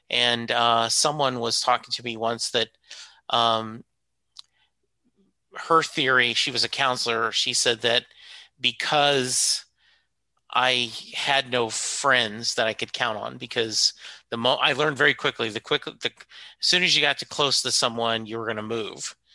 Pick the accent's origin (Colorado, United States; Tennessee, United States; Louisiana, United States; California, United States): Louisiana, United States; born there; also born or lived in Kentucky / Germany; now in Dallas, United States; so I'm currently in Dallas, Texas. Oh. But uh, like I was born in Louisiana. Uh, my dad was stationed in Kentucky, Germany, um, you know, Louisiana. We moved around.